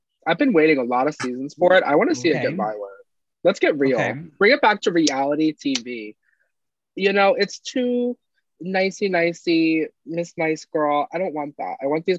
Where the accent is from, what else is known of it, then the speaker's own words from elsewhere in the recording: New Jersey, United States; I'm from New Jersey.